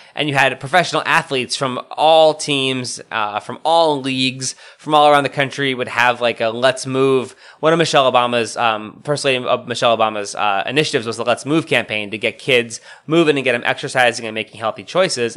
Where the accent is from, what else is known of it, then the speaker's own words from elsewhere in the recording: Scranton, Pennsylvania, United States; now in Washington, D.C., United States; my hometown of Scranton, Pennsylvania